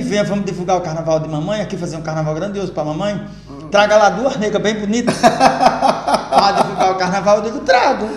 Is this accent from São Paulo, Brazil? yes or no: no; Angicos, Rio Grande do Norte, Brazil; moved away as an adult; also born or lived in Rio de Janeiro / Açu; eu sou natural de Angicos